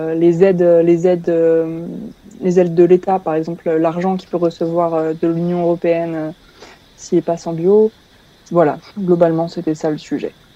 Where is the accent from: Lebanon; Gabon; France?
France; Tours, Centre-Val de Loire; je suis française. Je viens de Tours en France dans la région centre